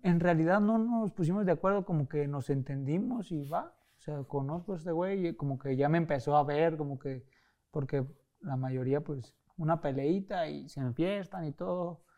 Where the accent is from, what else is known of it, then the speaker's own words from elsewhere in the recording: Mexico; also born or lived in Tijuana / Guadalajara; somos mexicanos